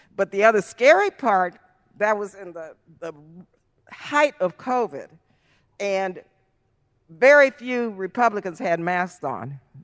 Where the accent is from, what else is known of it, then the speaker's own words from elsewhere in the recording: El Paso, Texas, United States; moved away; I was born and raised in El Paso, Texas.